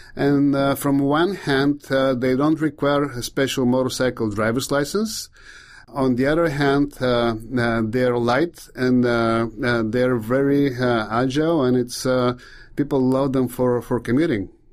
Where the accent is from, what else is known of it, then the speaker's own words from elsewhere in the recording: Bulgaria; English is a second language; moved away; I'm from Bulgaria